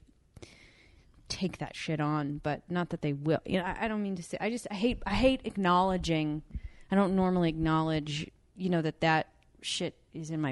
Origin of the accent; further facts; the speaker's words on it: Michigan, United States; moved away; I'm from Michigan, like nobody I knew was ever an actor.